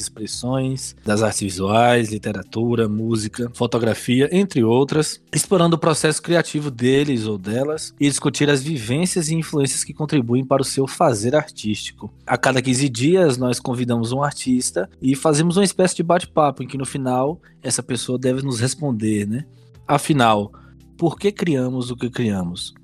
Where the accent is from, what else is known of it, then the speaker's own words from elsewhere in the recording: Teixeira de Freitas, Bahia, Brazil; também sou de Teixeira de Freitas, Bahia